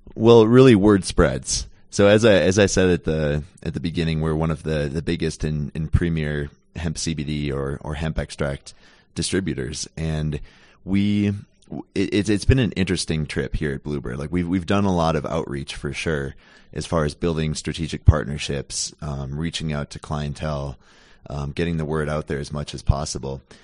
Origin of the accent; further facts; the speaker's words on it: Minnesota, United States; Born and raised in Minnesota and went to school there, went to college there.